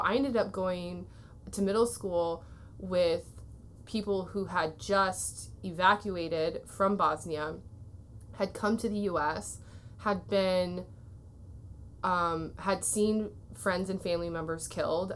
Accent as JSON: {"language": "English", "town": "Waterloo", "region": "Iowa", "country": "United States", "tie": "born or raised there", "also_born_or_lived": "California", "moved": "as an adult", "said": "I grew up in Waterloo, Iowa"}